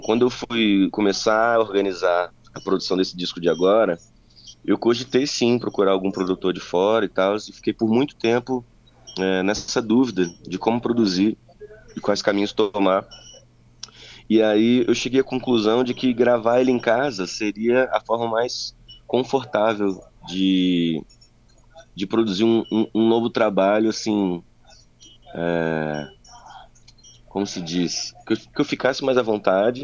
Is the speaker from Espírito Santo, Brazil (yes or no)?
yes; Vitória, Espírito Santo, Brazil